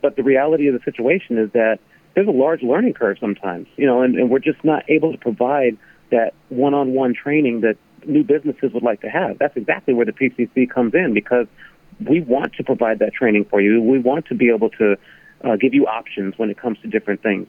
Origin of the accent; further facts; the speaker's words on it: Carson, California, United States; moved away as an adult; also born or lived in Chatsworth, California / Palmdale, California; now in Washington, D.C., United States; I grew up in Carson, Lomita